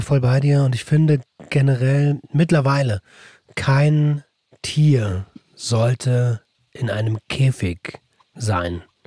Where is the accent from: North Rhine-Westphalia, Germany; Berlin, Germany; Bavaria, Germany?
Berlin, Germany; ich komme aus Berlin, haben die gesagt, ah, er Deutscher